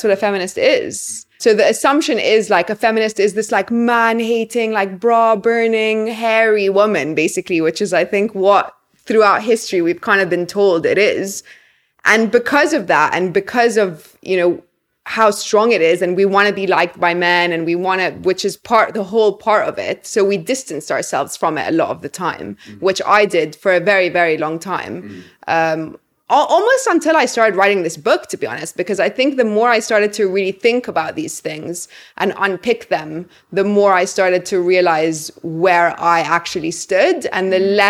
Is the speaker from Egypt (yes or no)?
yes; Egypt; remember I was living in London at the time and they were in America, I believe. And I said like, oh, I'm from Egypt.